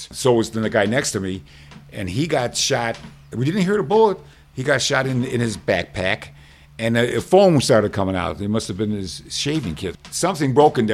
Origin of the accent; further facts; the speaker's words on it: Chicago, Illinois, United States; I'm from Chicago.